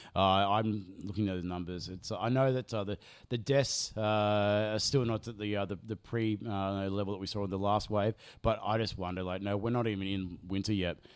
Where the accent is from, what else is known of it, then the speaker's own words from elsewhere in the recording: Australia; we used to have an Ampol, uh, in my local Hootie and Linfield where I grew up